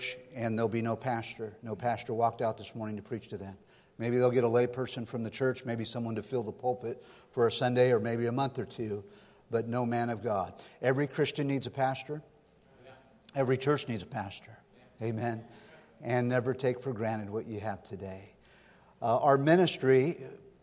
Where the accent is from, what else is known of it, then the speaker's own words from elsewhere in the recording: Sonora, California, United States; also born or lived in Stockton, California; I grew up in Sonora in the foothills here. I was born and raised in Northern California